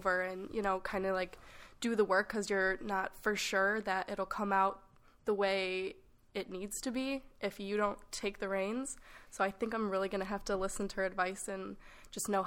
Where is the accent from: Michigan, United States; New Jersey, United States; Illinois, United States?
Illinois, United States; Chicago; moved away; I'm from Chicago